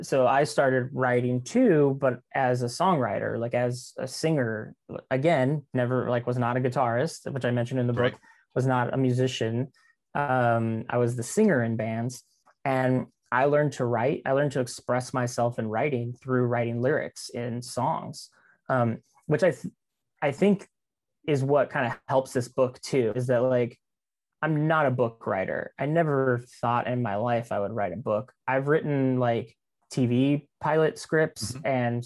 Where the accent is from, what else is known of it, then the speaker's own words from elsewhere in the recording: Kingsville, Texas, United States; also born or lived in San Diego, United States; I was born in San Diego, California, and my dad was in the Navy and he got transferred to Kingsville. This like, I mean, from, you know, Southern California beach city to random ranch town in South Texas.